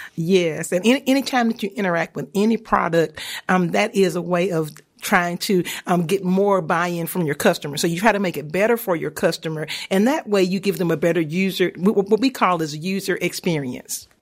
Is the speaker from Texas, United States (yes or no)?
no; Homer, Louisiana, United States; moved away; also born or lived in Auburn; I'm from Homer, Louisiana, a small town